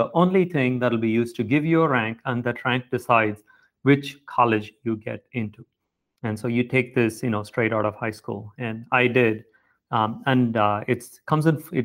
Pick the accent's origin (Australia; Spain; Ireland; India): India; South India; moved away as an adult; also born or lived in Chennai, India / Providence, United States; now in United States; I grew up mostly in South India to a middle-class family